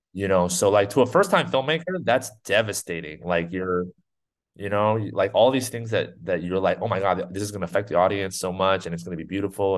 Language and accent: English; New Jersey, United States; I grew up in New Jersey